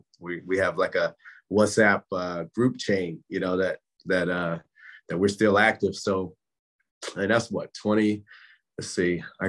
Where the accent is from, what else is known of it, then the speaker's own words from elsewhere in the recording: Fayetteville, North Carolina, United States; moved away as an adult; also born or lived in Athens, Ohio; I was raised in Fayetteville, North Carolina.